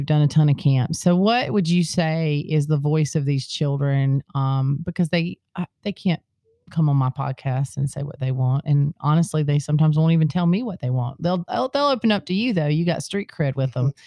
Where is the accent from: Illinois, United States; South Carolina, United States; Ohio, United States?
South Carolina, United States; I'm from South Carolina too